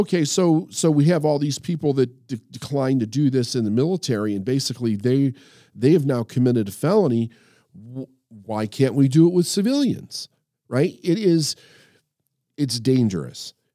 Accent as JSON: {"language": "English", "country": "United States", "said": "as an American and as somebody who did serve in the military"}